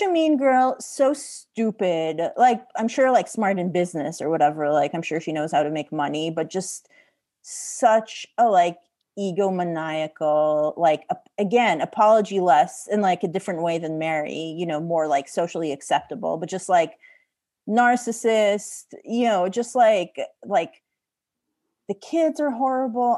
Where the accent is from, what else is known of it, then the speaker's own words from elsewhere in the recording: Israel; I'm from Israel